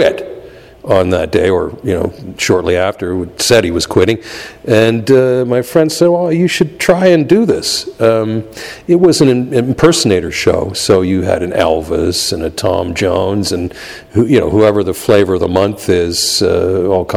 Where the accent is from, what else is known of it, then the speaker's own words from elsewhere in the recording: Toronto, Ontario, Canada; I'm from Toronto and came up through the blues R&B circuit there as a musician